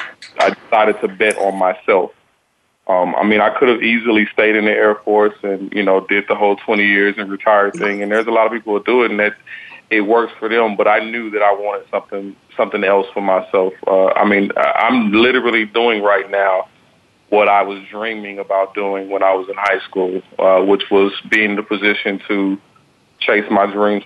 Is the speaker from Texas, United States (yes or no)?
yes; Texas, United States; moved away as an adult; now in California, United States; I'm from Texas.